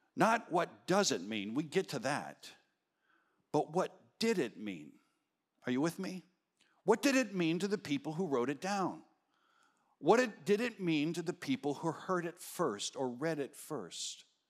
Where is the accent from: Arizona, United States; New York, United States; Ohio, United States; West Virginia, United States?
Arizona, United States; moved away; I was raised in Arizona. We don't have daylight savings time